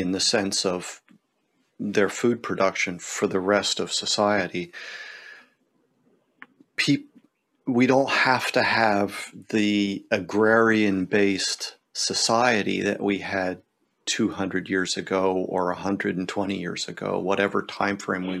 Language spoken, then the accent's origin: English; Pennsylvania, United States; growing up in Pennsylvania, you know, the great big old barns